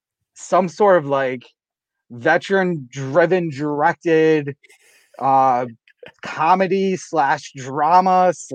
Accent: Connecticut, United States; accent: southeastern Connecticut; You know how southeastern Connecticut is. We got weird accents. We pick up Long Island, Rhode Island, Boston, New York.

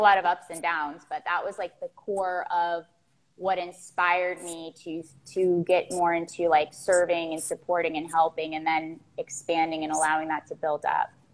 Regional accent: Florida, United States; I grew up in Florida. I'm a Florida girl. I still live in I live in Miami right now

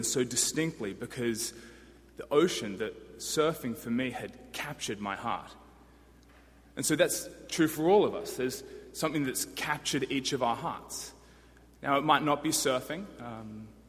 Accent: Sydney, New South Wales, Australia; now in Washington, DC, United States; I'm from Sydney, Australia. And requisite of being from Sydney, Australia, you must be a surfer.

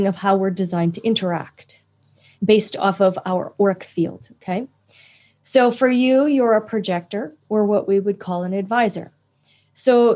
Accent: Canada; I'm also Canadian

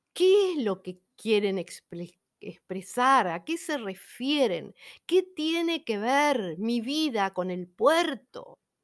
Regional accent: Buenos Aires, Argentina; ya he nacido acá

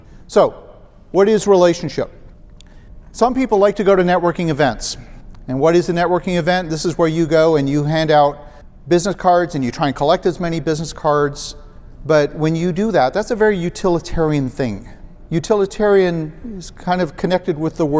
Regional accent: Ottawa, Ontario, Canada; Ottawa, Canada, which is my hometown

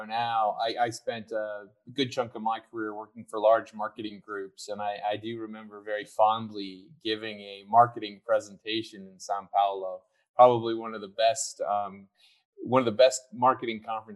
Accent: United States; Being an American

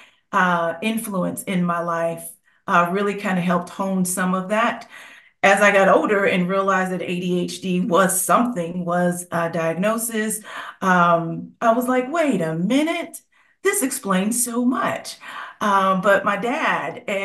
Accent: Cincinnati, Ohio, United States; now in Nashville, United States; former Midwesterner, I'm from Cincinnati, Ohio

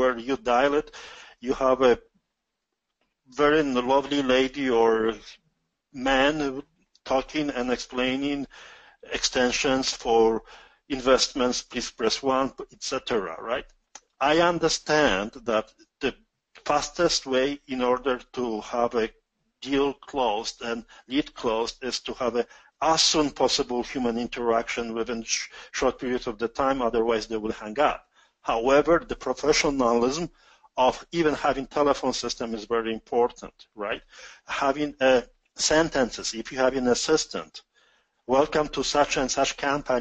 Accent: Poland; accent: strong Polish; English is a second language; now in Canada; my strong Polish accent.

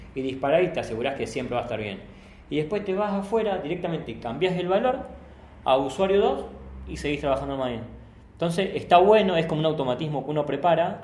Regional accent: Rosario, Santa Fe, Argentina; nosotros somos de Rosario

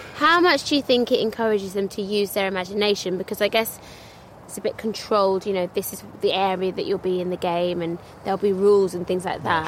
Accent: London, United Kingdom; I'm from London

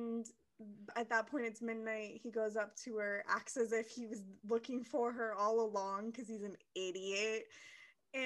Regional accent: Kentucky, United States; I'm also from Kentucky

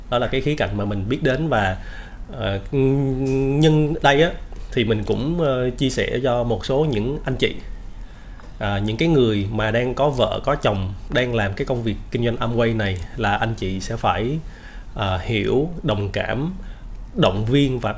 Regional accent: Buôn Ma Thuột, Đắk Lắk, Vietnam; moved away as an adult; now in Ho Chi Minh City, Vietnam; là sinh ra và lớn lên ở thành phố Buôn Ma Thuột ở tỉnh Đắk Lắk. Thì tới năm 2005 à, á, thì cũng giống như các bạn bè cùng trang lứa với mình á, là … rời quê để mà đến Sài Gòn để mà học.

